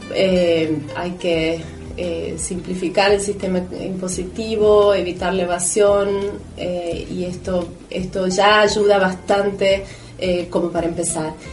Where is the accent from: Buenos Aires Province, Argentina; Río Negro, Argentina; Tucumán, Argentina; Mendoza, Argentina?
Tucumán, Argentina; San Miguel de Tucumán; creciendo en Tucumán y en Argentina